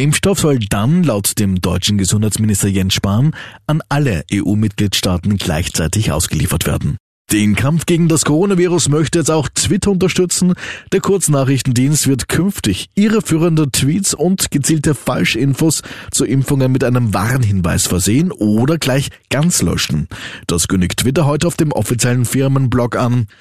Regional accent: Austria; bei uns in Österreich

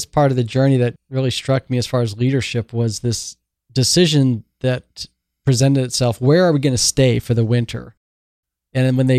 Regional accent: Oregon, United States; now in Seattle, United States; I live in Seattle in the Pacific Northwest. I grew up in Oregon

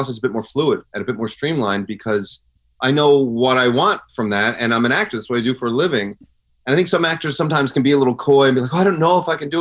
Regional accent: Newfoundland and Labrador, Canada; now in Los Angeles, United States; I grew up in Newfoundland, and I'm a proud Newfoundlander

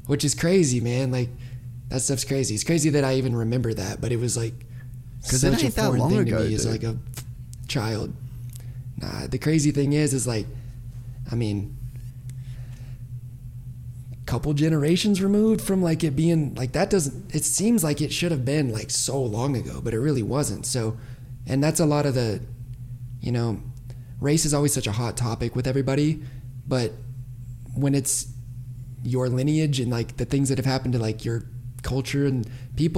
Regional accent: Oklahoma, United States; I grew up in Oklahoma

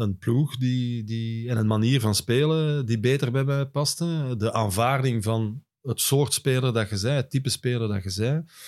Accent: Hoogstraten, Flanders, Belgium; bij ons thuis in Hoogstraten

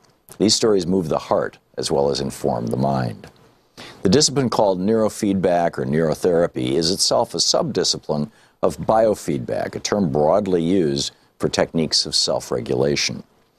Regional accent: Michigan, United States; moved away as an adult; You know, I grew up in Michigan. I lived there until I was 27 years old.

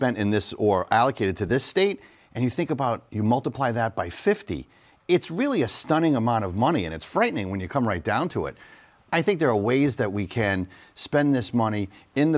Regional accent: Woonsocket, Rhode Island, United States; my hometown of Woonsocket

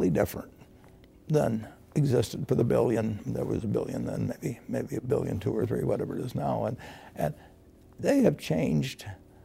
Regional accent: United States; born or raised there

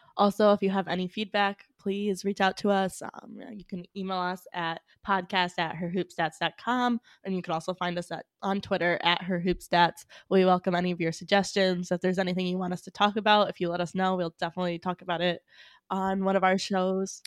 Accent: New England, United States; I'm from New England

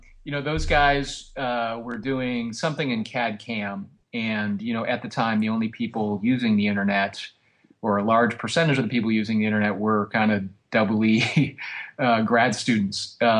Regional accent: Rochester, Michigan, United States; I grew up in the suburbs of Detroit, about 20 miles north of the city, in a place called Rochester.

